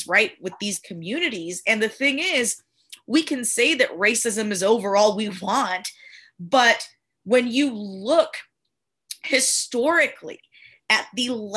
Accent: Cuba; moved away; I was born in Cuba.

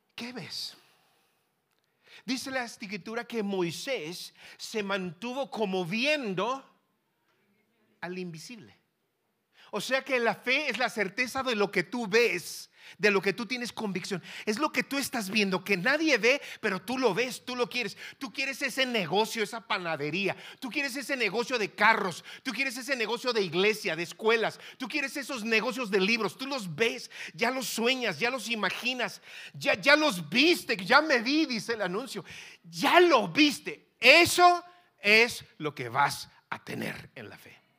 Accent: Tierra Caliente, Sonora, Mexico; Yo soy de Tierra Caliente, de Sonora.

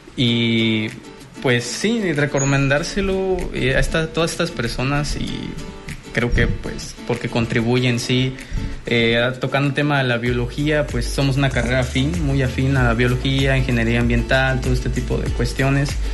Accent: Puerto Morelos, Quintana Roo, Mexico; now in Cozumel, Mexico; yo soy de Puerto Morelos

